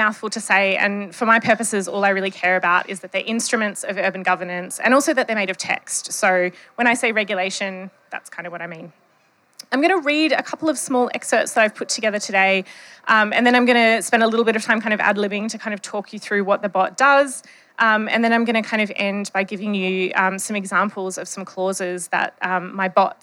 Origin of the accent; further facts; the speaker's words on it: Western Australia, Australia; accent: Bogan English; I am from Western Australia, so this is not my native dialect. My native dialect is Bogan English